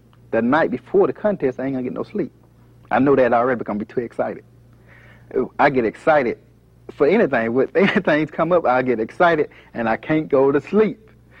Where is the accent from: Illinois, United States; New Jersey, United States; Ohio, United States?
Ohio, United States; Conneaut; I'm from Little Conneaut. I'm from Conneaut. That's on the other side of Marsh. A little small country. A little country town.